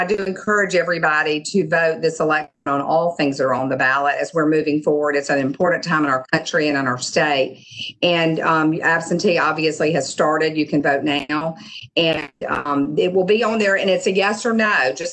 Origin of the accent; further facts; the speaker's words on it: Mississippi Gulf Coast, United States; I've been on the coast for most of my life. I was born in the Delta, so I consider myself, you know, a Mississippian at heart